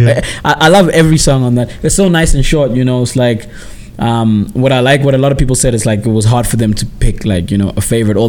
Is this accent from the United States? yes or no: no; Port Elizabeth, Eastern Cape, South Africa; also born or lived in Graaf-Reinet; I'm from Eastern Cape, Port Elizabeth, and a small town called Graaf-Reinet. Port Elizabeth is my birthplace. That's where I was born. That's my hometown. Graaf-Reinet is my home. That's like that's where my family's from.